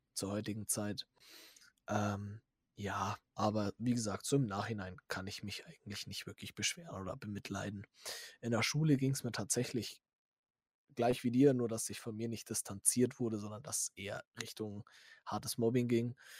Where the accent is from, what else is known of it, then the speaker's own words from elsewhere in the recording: Bavaria, Germany; bei uns in Bayern